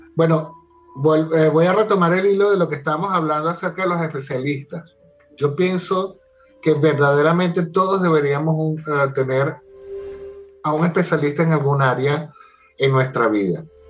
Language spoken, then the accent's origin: Spanish; Caracas, Capital District, Venezuela; yo soy de Caracas